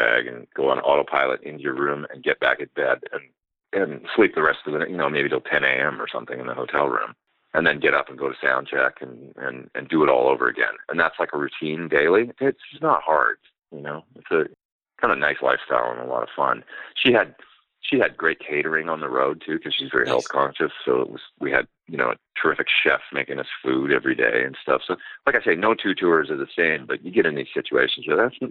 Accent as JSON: {"language": "English", "town": "Edmonton", "region": "Alberta", "country": "Canada", "tie": "born or raised there", "also_born_or_lived": "Los Angeles, United States", "moved": "as an adult", "said": "my hometown in Edmonton"}